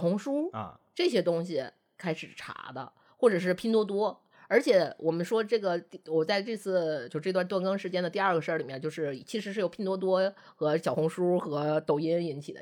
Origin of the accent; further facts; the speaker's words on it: Northeast China, China; 因为我们都是东北人